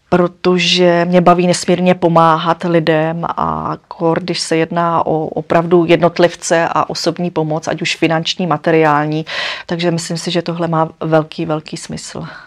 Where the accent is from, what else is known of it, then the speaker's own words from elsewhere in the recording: Moravia, Czechia; jsem holka z Moravy